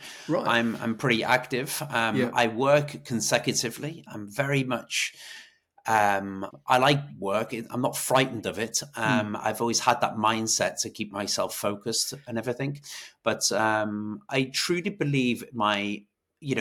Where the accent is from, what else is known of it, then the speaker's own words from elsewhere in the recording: Wales, United Kingdom; moved away as an adult; also born or lived in Ireland; now in Dublin, Ireland; I am from Wales. I'm from the UK originally